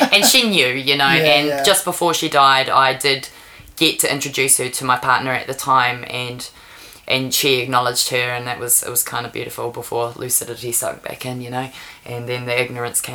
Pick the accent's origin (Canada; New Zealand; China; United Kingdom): New Zealand; Taranaki; now in Wellington, New Zealand; I grew up on Surf Highway 45